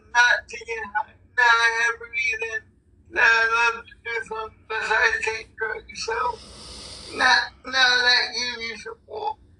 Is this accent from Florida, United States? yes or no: no; Cleveland, Ohio, United States; Well, I'm from Cleveland